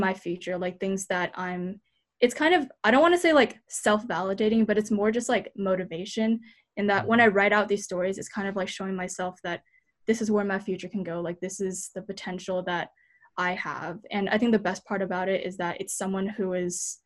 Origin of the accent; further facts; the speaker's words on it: United States; as a Taiwanese American, because when I growing up in America